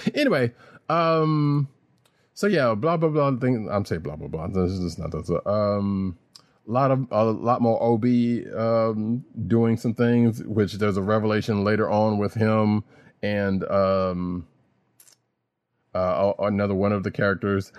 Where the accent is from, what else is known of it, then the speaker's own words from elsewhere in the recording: the South, United States; I'm from the South.